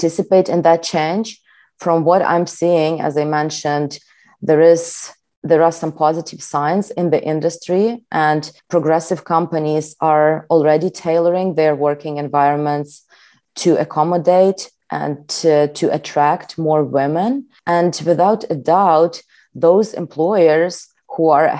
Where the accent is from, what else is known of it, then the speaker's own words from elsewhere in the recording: Ukraine; Growing up in Ukraine and starting my career in tech